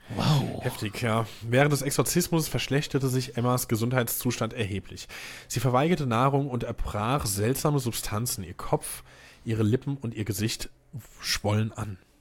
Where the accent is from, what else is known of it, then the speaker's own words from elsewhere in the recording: Hesse, Germany; now in Mainz, Germany; Äh, zugezogener Mainzer. Bin ja auch Hesse